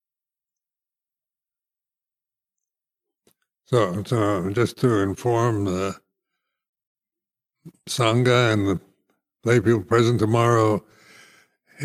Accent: United States; moved away as an adult; also born or lived in Thailand; now in United Kingdom; it's strange being an American

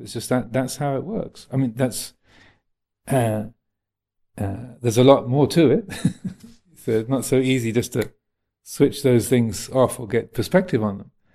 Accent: United States; moved away; I am an American

